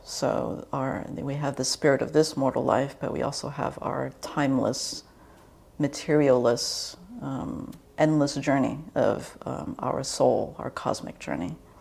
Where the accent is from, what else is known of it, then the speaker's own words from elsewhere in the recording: D.C. Baltimore area, Maryland, United States; now in California, United States; I grew up in the East Coast in the D.C. Baltimore area